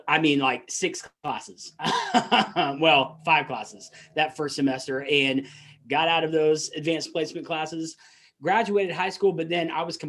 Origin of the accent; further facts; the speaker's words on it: the South, United States; accent: Southern; And I might slip into my Southern accent every once in a while.